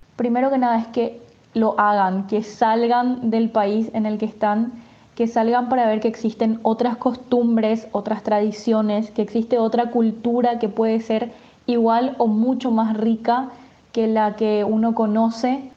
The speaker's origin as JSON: {"language": "Spanish", "town": "Asunción", "country": "Paraguay", "tie": "born or raised there", "moved": "as an adult", "lives_now": "Buenos Aires, Argentina", "said": "nací en Asunción, Paraguay y actualmente Estoy viviendo en Buenos Aires, Argentina. Estoy acá hace dos años y medio"}